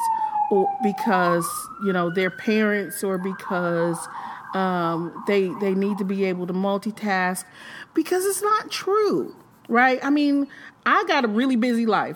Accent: Michigan, United States; now in Indiana, United States; I'm from Michigan

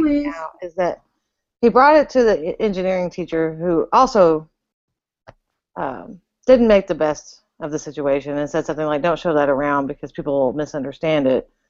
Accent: Texas, United States; I'm a Texan.

